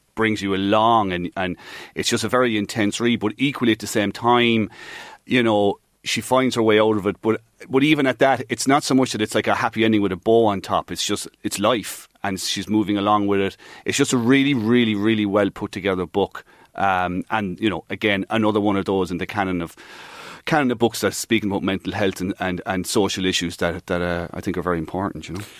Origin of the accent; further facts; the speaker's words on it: Mallow, Munster, Ireland; I grew up outside of Mallow. We, the, Mallow would, would have been our nearest town